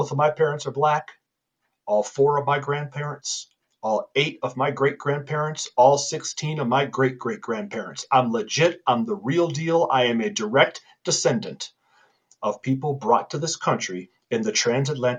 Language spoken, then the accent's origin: English; Illinois, United States; also born or lived in California; now in Colorado, United States; I was born in Illinois, educated in California, and now live a wonderful life with a beautiful family in Colorado